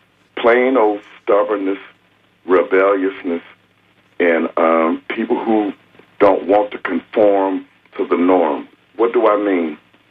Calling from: Tampa, Florida, United States; I'm calling from Tampa.

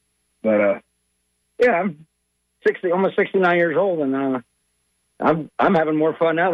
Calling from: Dunedin, Florida, United States; I'm calling from Dunedin, or actually Dunedin, because the cool people live in Dunedin and all the snobs live in Dunedin.

